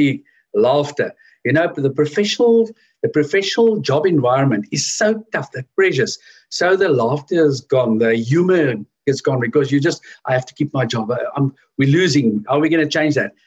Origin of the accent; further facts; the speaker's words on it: Edenvale, Gauteng, South Africa; also born or lived in Johannesburg; I grew up in Edenvale, which is in Oostrand.